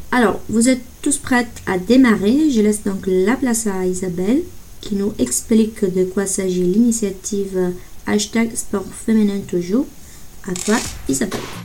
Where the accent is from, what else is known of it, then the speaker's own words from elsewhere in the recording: Italy; French is a second language; moved away as an adult; now in Bordeaux, France; je suis italienne